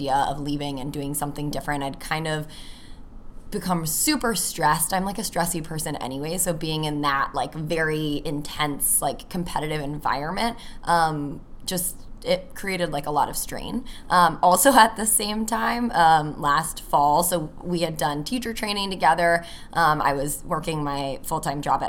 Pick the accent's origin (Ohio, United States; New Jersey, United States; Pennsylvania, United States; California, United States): California, United States; moved away as an adult; now in Chicago, United States; I'm from California. I moved to Chicago after I graduated college almost 6 years ago